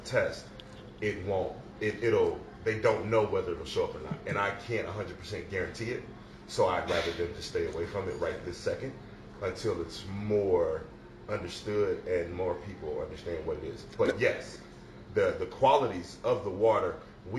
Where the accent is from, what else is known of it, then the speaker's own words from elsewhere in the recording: Las Vegas, Nevada, United States; moved away as an adult; now in Atlanta, United States; I'm from Las Vegas originally.